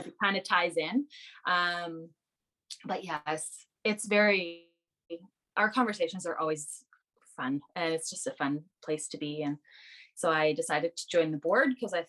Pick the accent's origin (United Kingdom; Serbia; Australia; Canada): Canada; Brandon, Manitoba; I'm born and raised in Brandon